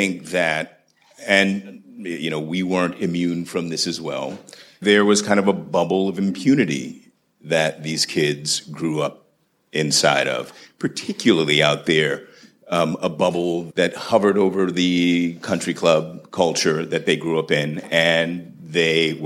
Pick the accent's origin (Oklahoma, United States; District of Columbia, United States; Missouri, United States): District of Columbia, United States; Washington; I was a kid from Southeast D.C. on the other side of town